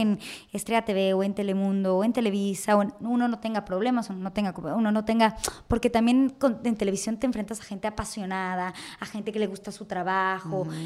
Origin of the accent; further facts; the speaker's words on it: Mexico; uno como mexicano, uno creció con esa televisión